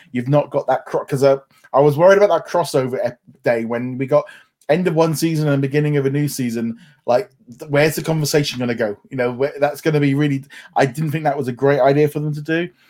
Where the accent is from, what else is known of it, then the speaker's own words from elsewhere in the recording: United Kingdom; obviously being British